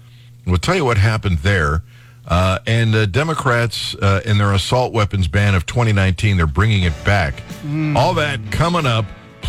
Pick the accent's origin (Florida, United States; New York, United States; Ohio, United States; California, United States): Ohio, United States; Cleveland; when I was growing up in Cleveland